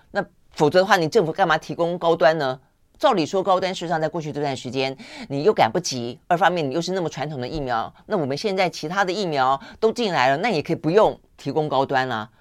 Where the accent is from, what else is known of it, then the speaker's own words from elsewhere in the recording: Tainan, Taiwan; 我也是台南人